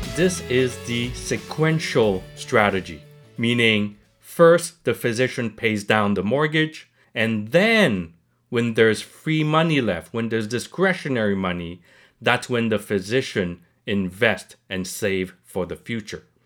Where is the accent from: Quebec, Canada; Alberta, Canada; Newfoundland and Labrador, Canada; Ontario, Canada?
Quebec, Canada; Montreal; I'm not born in Canada. I came to Montreal when I was very young